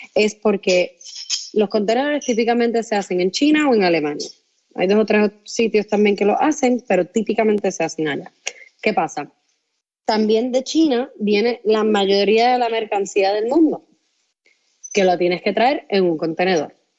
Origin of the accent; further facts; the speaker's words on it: Puerto Rico; yo soy puertorriqueña